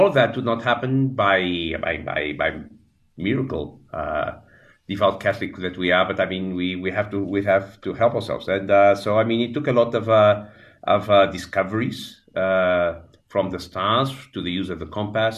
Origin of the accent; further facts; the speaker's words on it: Lisbon, Portugal; I grew up in Portugal, in Lisbon